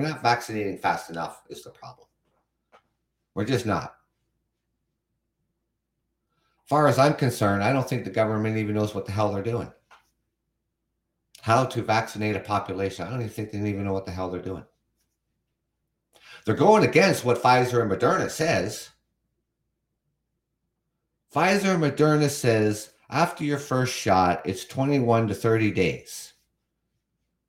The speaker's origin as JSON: {"language": "English", "country": "Canada", "also_born_or_lived": "London, Ontario", "said": "I am from Canada"}